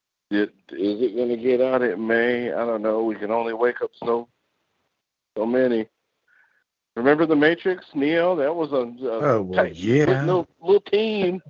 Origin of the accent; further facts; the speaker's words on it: Chicago, Illinois, United States; now in Seattle, United States; I'm from Chicago